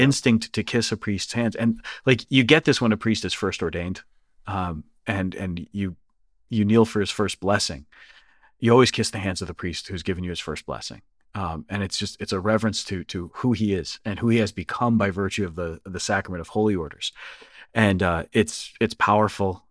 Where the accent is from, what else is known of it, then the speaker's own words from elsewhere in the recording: Northeast, United States; being American, being from the Northeast